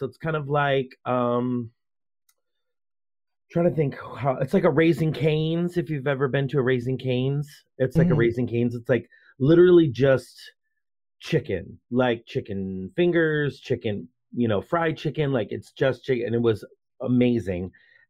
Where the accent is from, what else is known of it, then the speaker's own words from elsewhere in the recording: Virginia, United States; moved away as an adult; Well, I lived in Virginia. I grew up in Virginia from like